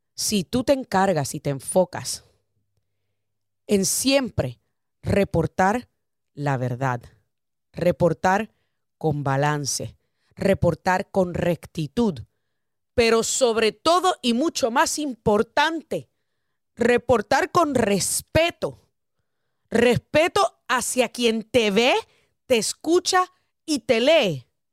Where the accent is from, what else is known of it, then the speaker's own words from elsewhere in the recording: United States; somos americanos, somos como tú, somos hispanoparlantes, amamos esta nación